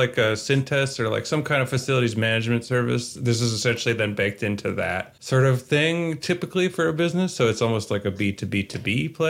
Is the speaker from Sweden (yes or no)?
no; Canada; I'm Canadian